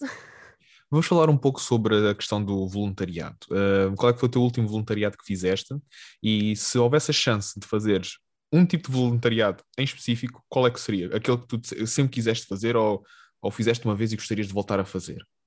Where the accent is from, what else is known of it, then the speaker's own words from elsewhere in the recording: Algarve, Portugal; eu venho do Algarve